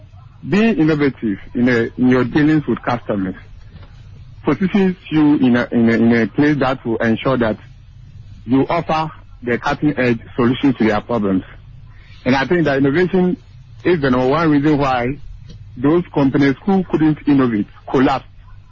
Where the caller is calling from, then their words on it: Mankessim, Central Region, Ghana; from Mankasim.